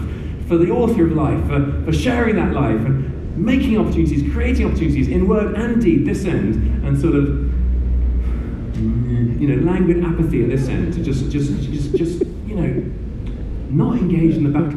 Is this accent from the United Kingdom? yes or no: yes; United Kingdom; also born or lived in Burundi; let me speak as a Brit